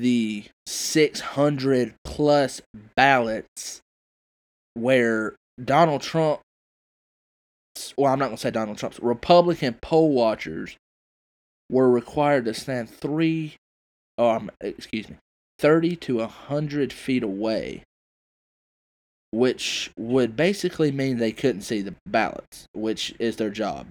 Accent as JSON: {"language": "English", "region": "South Carolina", "country": "United States", "said": "my home state"}